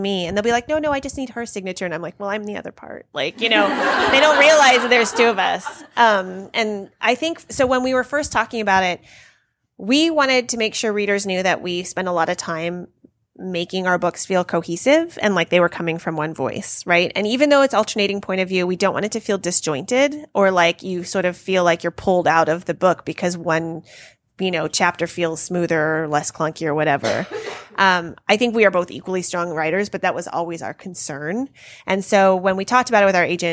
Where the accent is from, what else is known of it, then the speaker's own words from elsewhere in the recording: Berkeley, California, United States; I grew up in Berkeley and my parents both went to Cal